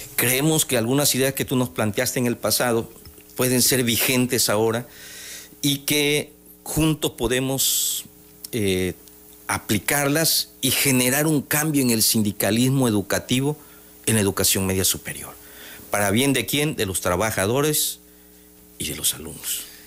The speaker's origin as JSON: {"language": "Spanish", "region": "Tabasco", "country": "Mexico", "said": "yo soy tabasqueño, ¿no? 100%"}